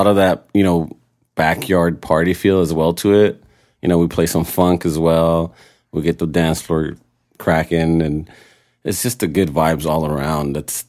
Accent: San Diego, California, United States; also born or lived in Tijuana, Mexico; now in Long Beach, United States; Raised in San Diego, but been in Long Beach for the past like 15 years or so.

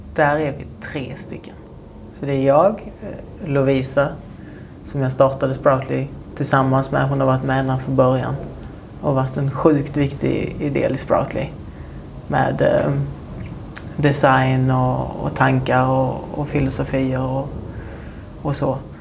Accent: Munka Ljungby, Skåne, Sweden; mitt hus där jag växte upp

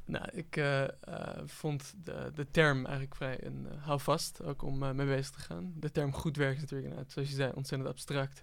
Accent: Netherlands; als Nederlander

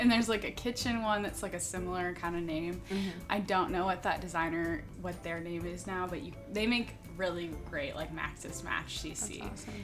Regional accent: Kansas City, Missouri, United States; also born or lived in Savannah, Georgia; I'm from Kansas City, Missouri

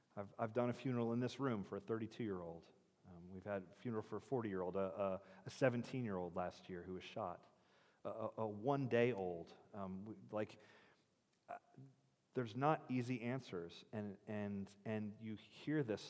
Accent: United States; we're American

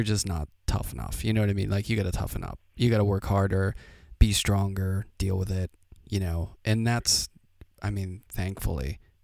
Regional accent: Pittsburgh, Pennsylvania, United States; now in Brooklyn, United States; I grew up in Pittsburgh

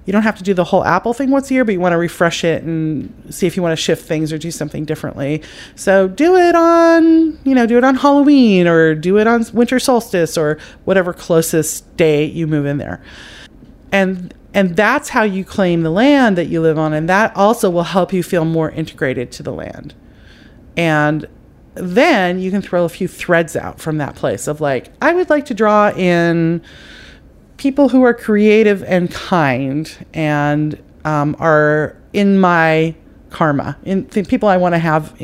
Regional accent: Ireland; I know, it's not just because I'm Irish.

